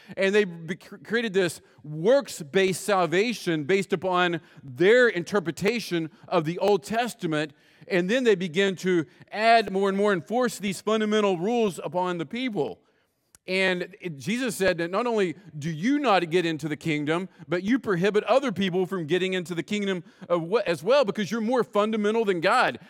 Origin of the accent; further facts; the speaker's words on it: West Virginia, United States; I grew up in West Virginia